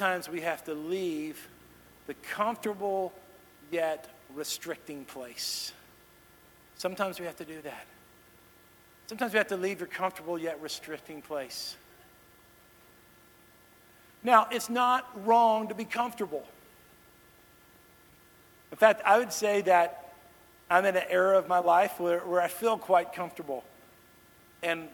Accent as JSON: {"language": "English", "town": "Dallas", "region": "Texas", "country": "United States", "tie": "born or raised there", "also_born_or_lived": "Kansas City", "moved": "as an adult", "lives_now": "Nashville, United States", "said": "I grew up in the Dallas-Fort Worth area"}